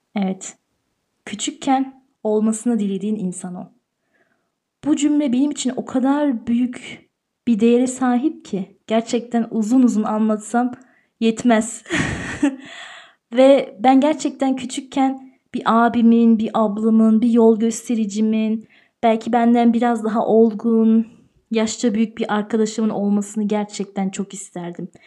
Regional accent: Tyrol, Austria; also born or lived in Turkey; burada büyüdüm ben. Türkiye'de doğdum ama burada büyüdüm.

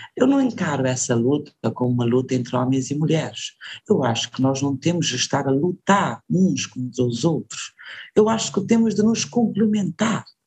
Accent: Cape Verde; sou cabo-verdiana com grande orgulho

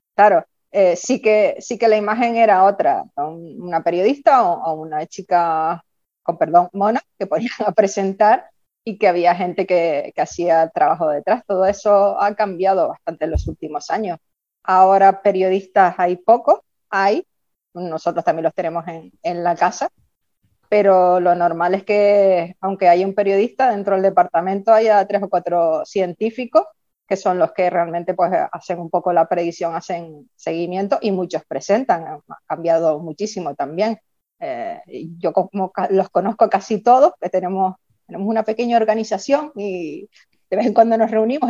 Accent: Tacoronte, Canary Islands, Spain; yo soy de Tacoronte, soy de campo

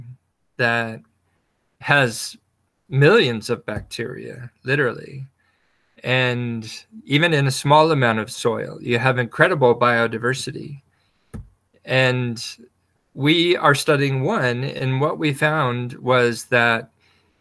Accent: Wyoming, United States; also born or lived in Jackson Hole, Wyoming / western Nebraska; I grew up surrounded by nature. I grew up in Wyoming

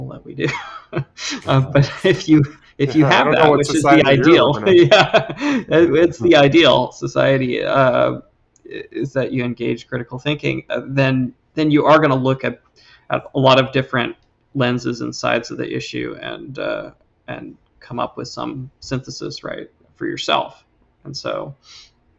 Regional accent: Seattle, Washington, United States; also born or lived in North Carolina / Dallas area, Texas; I grew up near Seattle

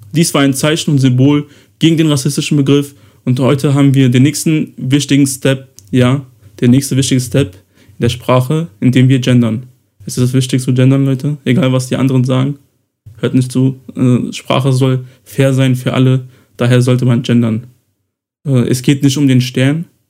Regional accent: Kosovo; moved away; ich ja im Kosovo geboren wurde

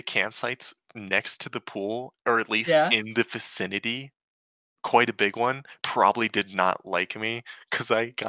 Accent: New Jersey, United States; I'm from Jersey.

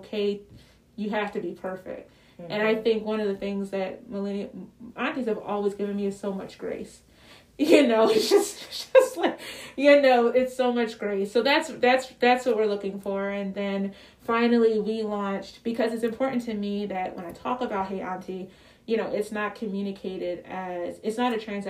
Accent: Philadelphia, Pennsylvania, United States; I'm from Philly.

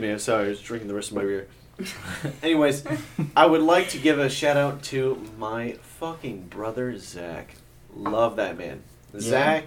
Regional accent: Owensville, Missouri, United States; Yeah, we're from Owensville.

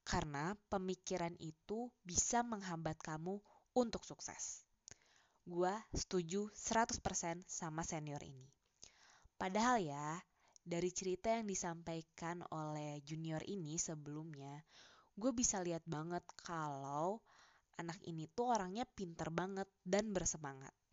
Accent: Java, Indonesia; Gua yang sebagai orang Jawa aja, teman-teman diskusinya tuh dari etnis yang berbeda.

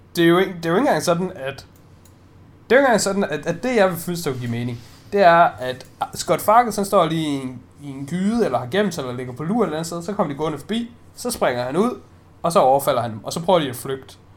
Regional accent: Denmark; jeg er jo bare dansker

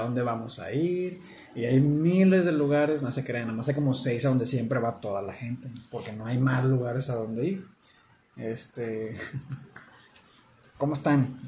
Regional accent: Mexico; como mexicanos que somos

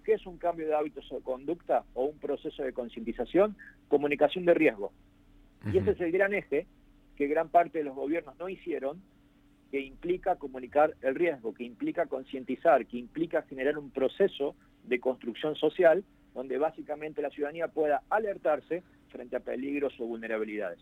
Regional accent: Hernando, Córdoba, Argentina; yo soy oriundo de Hernando

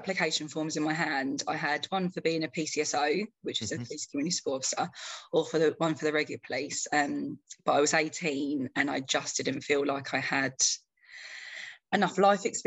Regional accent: Croydon, London, United Kingdom; also born or lived in Toronto, Canada; So we came here and I grew up in Croydon, South London.

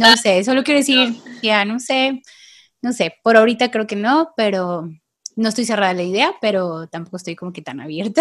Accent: Tepic, Nayarit, Mexico; vivo aquí en Tepic, Nayarit. Yo soy de aquí

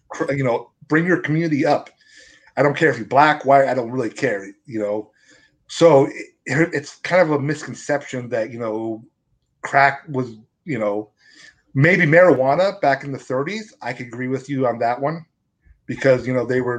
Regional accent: Washington, United States; I come from my hometown. It has the biggest mobile home parks in the state of Washington

